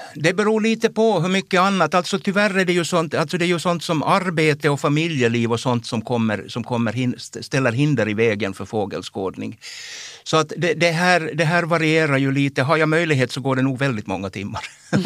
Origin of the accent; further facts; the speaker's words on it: Jakobstad, Ostrobothnia, Finland; jag kommer ju från Jakobstad